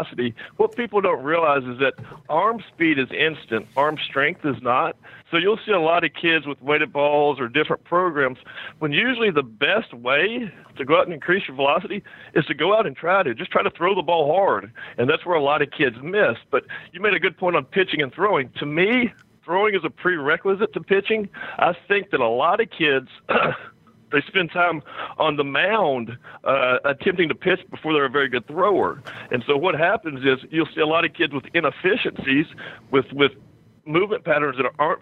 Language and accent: English; Kentucky, United States; I grew up in Kentucky.